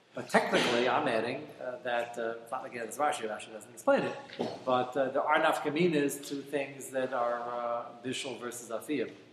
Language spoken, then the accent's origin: English; United States; I'm an American